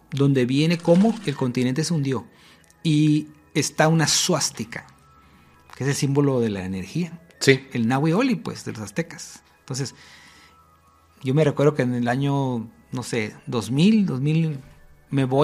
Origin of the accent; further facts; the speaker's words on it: Spain; Yo soy española, no tendría por qué estar aquí.